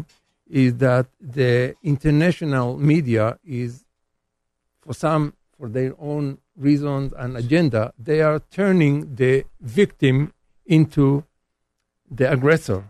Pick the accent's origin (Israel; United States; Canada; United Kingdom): Israel; I have as a citizen of Israel.